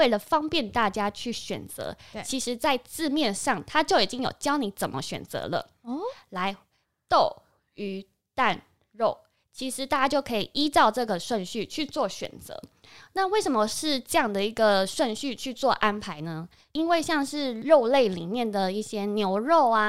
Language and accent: Chinese; Taiwan; 我们台湾人